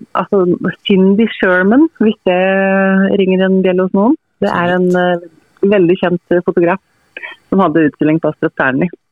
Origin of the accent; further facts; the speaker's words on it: Toten, Innlandet, Norway; moved away; hjemme på Toten hos mine foreldre